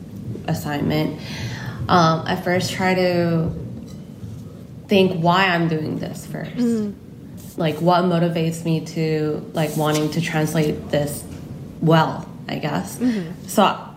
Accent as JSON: {"language": "English", "country": "United States", "tie": "born or raised there", "moved": "yes", "lives_now": "South Korea", "said": "So even though I grew up in the States, since coming here and only been speaking Korean, I feel like I've lost some English."}